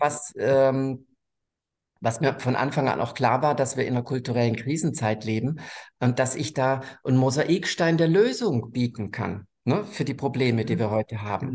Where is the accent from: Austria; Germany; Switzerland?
Germany; bin aufgewachsen am Bodensee